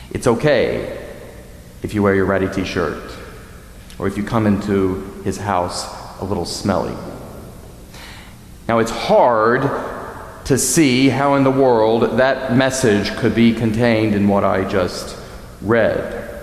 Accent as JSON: {"language": "English", "region": "New England", "country": "United States", "said": "I'm from New England."}